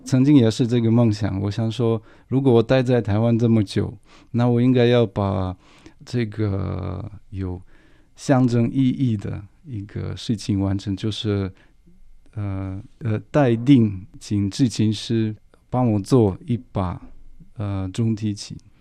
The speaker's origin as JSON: {"language": "Chinese", "region": "Moscow", "country": "Russia", "tie": "born or raised there", "second_language": "Chinese", "moved": "as an adult", "lives_now": "Taiwan", "said": "我很爱莫斯科，我的家乡"}